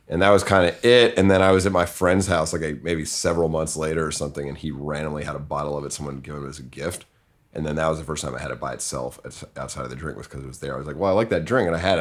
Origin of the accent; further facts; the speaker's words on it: Winchester, Massachusetts, United States; I'm from, uh, Winchester, Massachusetts. It's a suburb of Boston